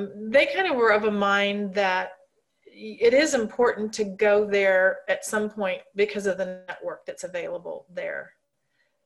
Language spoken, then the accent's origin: English; St. Louis, Missouri, United States; now in Kansas City, United States; growing up in St. Louis